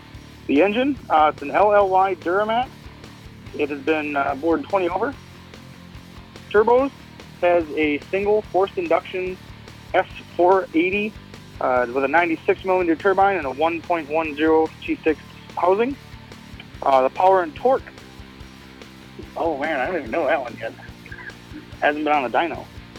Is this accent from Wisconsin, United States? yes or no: yes; Neenah, Wisconsin, United States; I am from Neenah, Wisconsin.